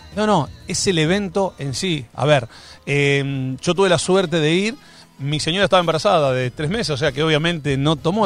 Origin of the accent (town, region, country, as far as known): Argentina